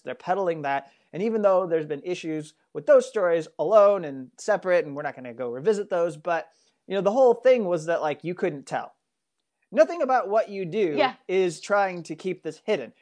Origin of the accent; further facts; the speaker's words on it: United States; I'm an American